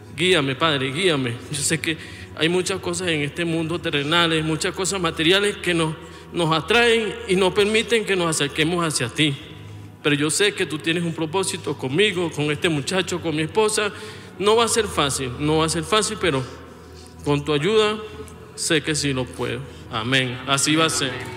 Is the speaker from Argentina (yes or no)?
no; Venezuela; moved away as an adult; also born or lived in Colombia; venimos de Venezuela, yo salí de Venezuela en el 2020